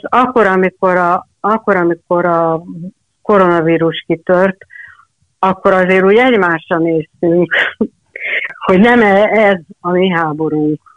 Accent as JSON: {"language": "Hungarian", "country": "Hungary", "tie": "born or raised there", "said": "anyukám egy kis faluban élt akkor, amikor én születtem, ez a kis falu P, ami a Tisza-zugban"}